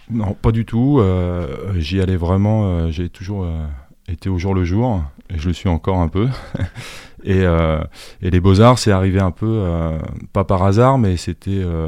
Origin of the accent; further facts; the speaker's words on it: Suresnes, Île-de-France, France; moved away; also born or lived in Boulogne-Billancourt / Angers; je suis né à Boulogne-Billancourt, mais j'ai grandi à Suresnes